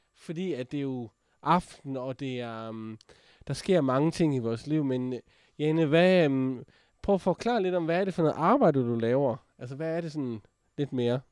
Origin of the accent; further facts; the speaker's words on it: Jutland, Denmark; accent: Jutlandic; jeg er jo fra Jylland